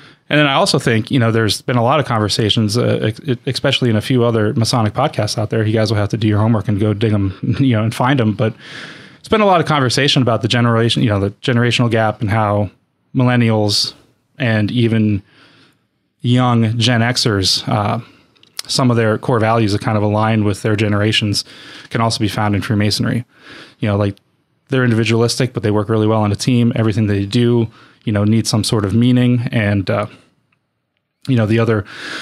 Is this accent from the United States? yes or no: yes; Erie, Pennsylvania, United States; I grew up in Erie, PA